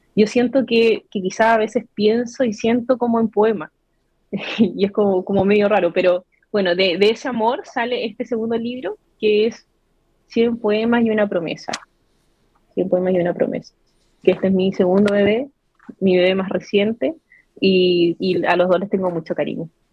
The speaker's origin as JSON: {"language": "Spanish", "town": "Iquique", "region": "Tarapacá", "country": "Chile", "tie": "born or raised there", "said": "soy nacida y criada acá en Iquique"}